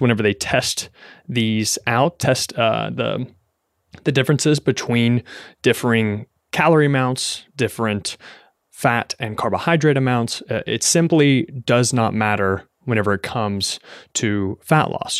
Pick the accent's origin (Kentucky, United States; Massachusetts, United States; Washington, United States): Kentucky, United States; now in New York City, United States